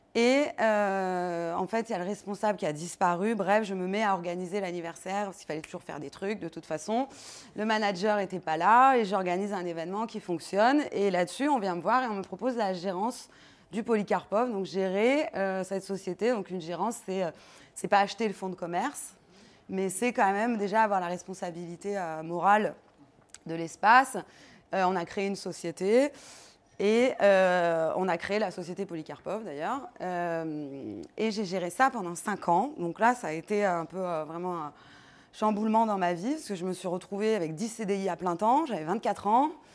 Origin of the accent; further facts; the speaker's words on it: Paris, Île-de-France, France; also born or lived in Granada; j'ai grandi à Paris, du côté de Gare de Lyon